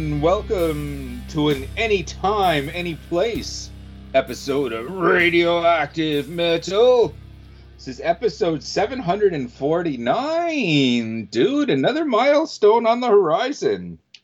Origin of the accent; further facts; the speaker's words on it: Canada; we're Canadian, eh?